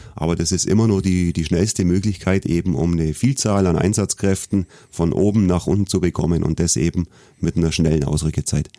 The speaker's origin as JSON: {"language": "German", "town": "Augsburg", "region": "Bavaria", "country": "Germany", "tie": "born or raised there", "said": "Ich bin wirklich Ur-Augsburger, bin hier in Augsburg aufgewachsen"}